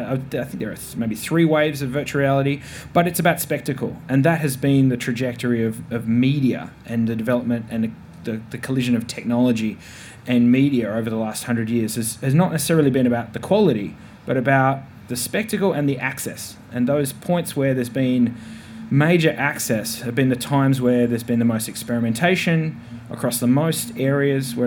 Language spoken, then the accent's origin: English; Tasmania, Australia; I'm from Tasmania